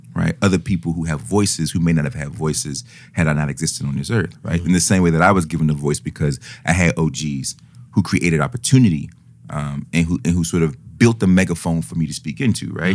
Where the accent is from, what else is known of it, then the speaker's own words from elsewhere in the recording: United States; I'm I'm an American, obviously, and yeah, I'm very American.